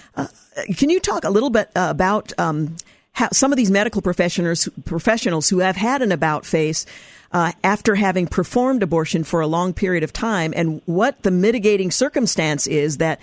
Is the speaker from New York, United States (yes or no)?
no; Oregon, United States; my home state of Oregon